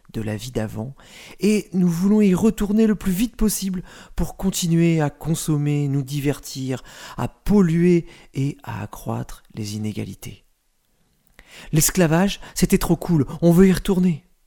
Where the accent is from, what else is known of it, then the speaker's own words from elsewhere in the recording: France; En tant que Français